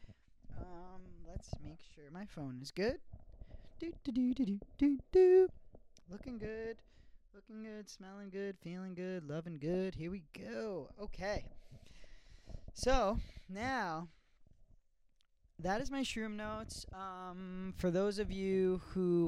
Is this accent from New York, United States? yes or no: yes; New York City, New York, United States; I am in Staten Island, New York, my hometown, living in my childhood home